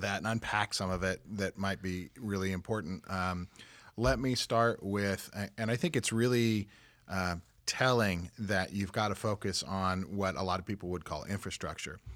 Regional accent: Kansas City, Missouri, United States; I grew up in the Kansas City metro and I grew up out south, uh, hundred and third and State Line area

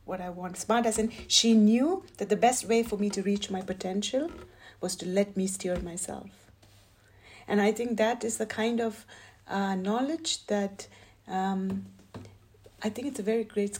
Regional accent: India; moved away as an adult; also born or lived in United States; now in Switzerland; I am an Indian American. So I spent my growing years in India, and then I moved to the States

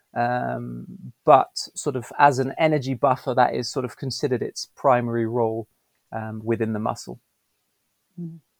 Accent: Belgium; moved away as an adult; also born or lived in United Kingdom; now in São Paulo, Brazil; growing up in Belgium, I grew up with um, English and Dutch at home, French at school.

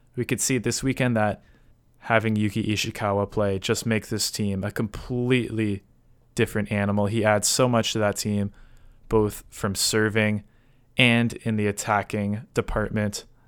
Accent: Canada; I am Canadian

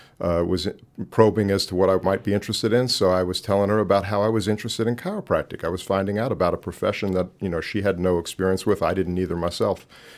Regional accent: Long Island, New York, United States; moved away as an adult; I was born and raised on Long Island, New York.

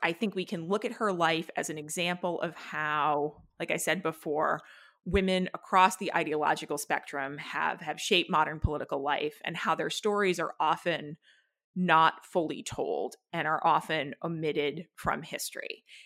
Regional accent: New Hampshire, United States; I grew up in New Hampshire

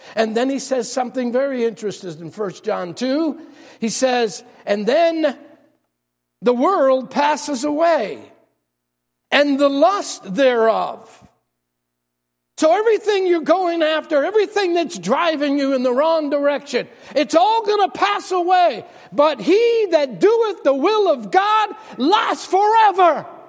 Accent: New York City, New York, United States; moved away; I'm from New York.

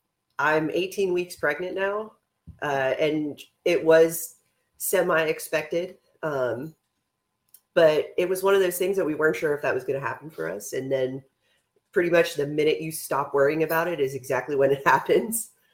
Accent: Pittsburgh, Pennsylvania, United States; now in Texas, United States; we're originally from Pittsburgh, Pennsylvania.

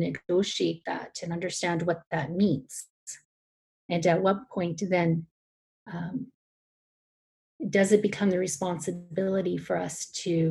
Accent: Alberta, Canada; moved away as an adult; now in Toronto, Canada; I was born in Canada

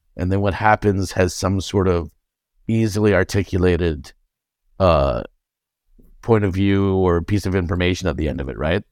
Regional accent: Canada; I'm Canadian

